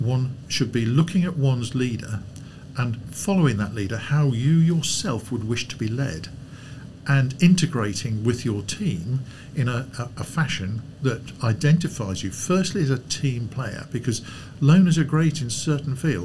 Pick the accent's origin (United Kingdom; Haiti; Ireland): United Kingdom; Lincolnshire, East Midlands; I grew up in Lincolnshire